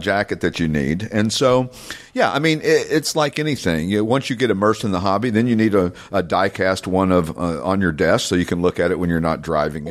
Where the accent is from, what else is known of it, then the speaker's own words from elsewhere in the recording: Knoxville, Tennessee, United States; now in Morgantown, United States; I grew up in Knoxville, which was north of there, about ninety miles